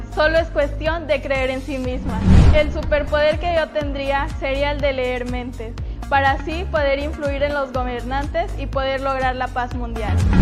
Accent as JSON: {"language": "Spanish", "town": "Atoyac de Álvarez", "region": "Guerrero", "country": "Mexico", "said": "Me siento orgullosa de ser atoyaquense"}